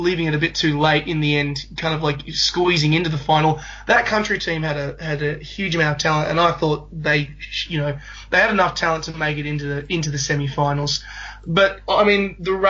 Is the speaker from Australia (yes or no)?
yes; New South Wales Country, Australia; I'm from New South Wales Country